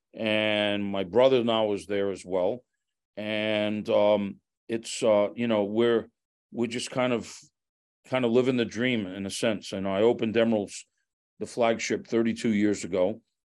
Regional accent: Fall River, Massachusetts, United States; growing up in Fall River, uh, in a very predominant Portuguese community

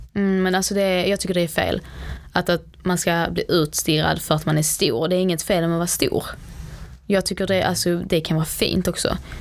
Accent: Sweden; Jag är dock född i Sverige

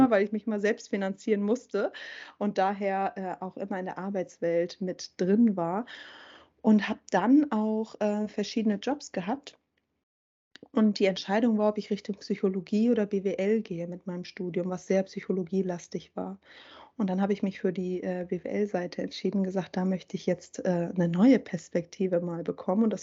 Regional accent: Schleswig-Holstein, Germany; ich bin in Schleswig-Holstein ähm, aufgewachsen

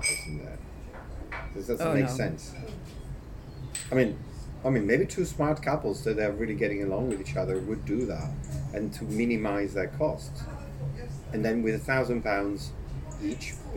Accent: London, United Kingdom; This being a Londoner

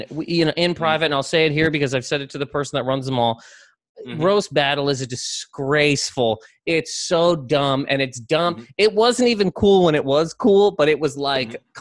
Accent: Canada; dude, again, I'm I am from Canada.

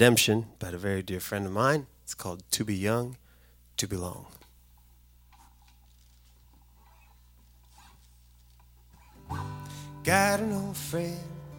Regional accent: Kentucky, United States; moved away; also born or lived in Washington, D.C.; I grew up in Kentucky, moved away, came back.

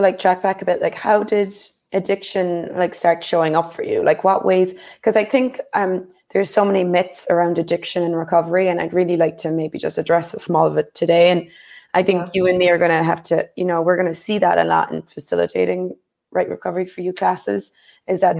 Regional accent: Ireland; growing up in Ireland

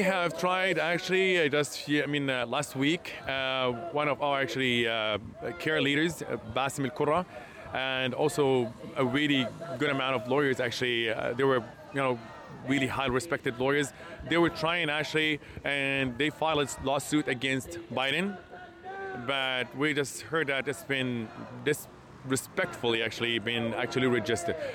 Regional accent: Hebron, West Bank, Palestine; moved away; I'm actually from Palestine. And actually, me, my father, my, uh, my father's father, and my ancestors were born and raised in Palestine

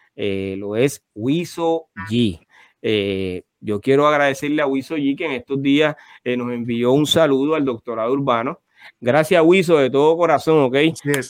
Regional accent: Carolina, Puerto Rico; los dos somos de Carolina

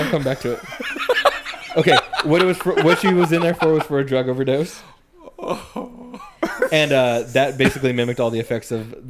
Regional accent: Fresno area, California, United States; being from a small town over there

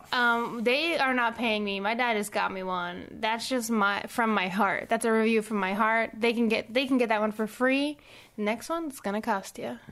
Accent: Puerto Rico; growing up in Puerto Rico

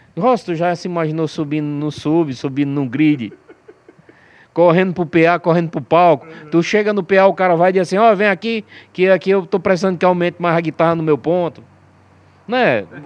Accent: Aracati, Ceará, Brazil; Na época a gente era do interior de Aracati

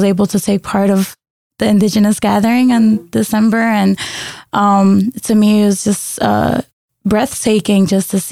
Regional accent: New York City, New York, United States; first language Spanish; English is a second language; moved away as an adult; also born or lived in Bogota, Colombia; I was raised in New York City.

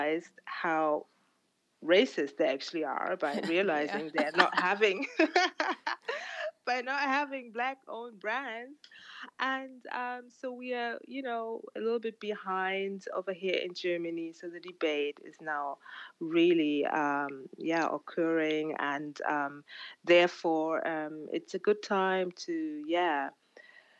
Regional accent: Uganda; where I'm from, I'm originally from Uganda

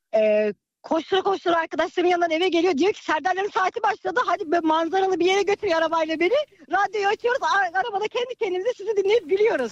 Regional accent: Bursa, Turkey

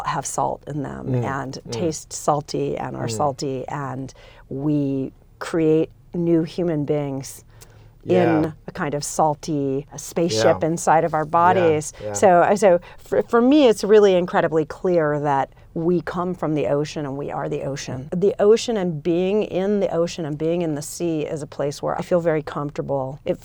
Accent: Los Angeles, California, United States; I grew up in Los Angeles, California, so Southern California in the United States

